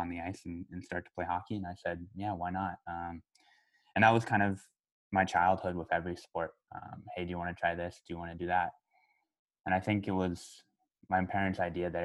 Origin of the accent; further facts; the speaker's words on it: Colorado Springs, Colorado, United States; One of the rinks I grew up playing in Colorado Springs